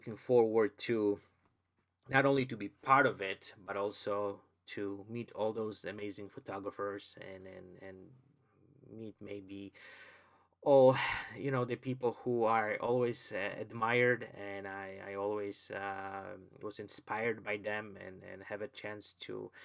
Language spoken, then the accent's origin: English; Poland; English is a second language; moved away; English is not my, I would say, my original language. I was born in Poland. I've never went to any English schools